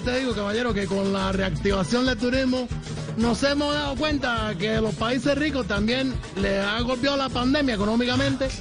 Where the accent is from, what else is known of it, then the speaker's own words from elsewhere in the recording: Cuba; yo soy cubano